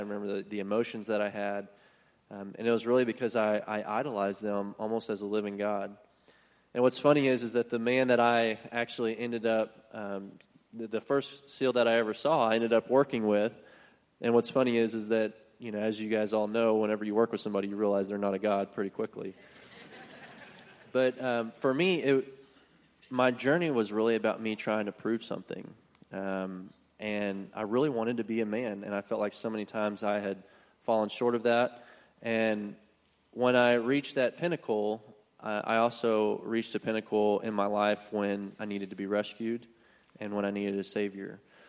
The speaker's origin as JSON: {"language": "English", "town": "Keller", "region": "Texas", "country": "United States", "tie": "born or raised there", "said": "I grew up in Keller. My wife and I both went to Keller High School."}